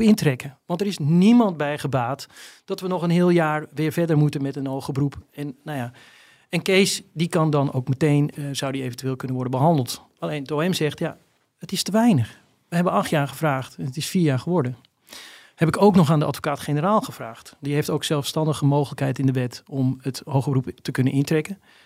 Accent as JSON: {"language": "Dutch", "town": "Volendam", "region": "North Holland", "country": "Netherlands", "said": "Omdat ik zelf ook uit Volendam kom"}